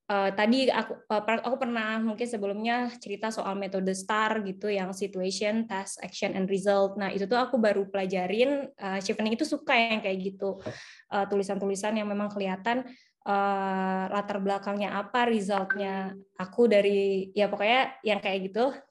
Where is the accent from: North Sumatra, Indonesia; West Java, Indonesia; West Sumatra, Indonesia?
West Sumatra, Indonesia; Bukittinggi; memotivasi anak desa aku kan sebenarnya dari Bukit Tinggi dari Sumatera Barat yang tadinya sama sekali nggak kepikiran mau kuliah di Jawa